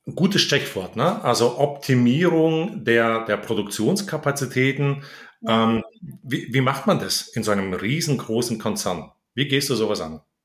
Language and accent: German; Heidenheim, Baden-Württemberg, Germany; in Heidenheim, meine Heimatstadt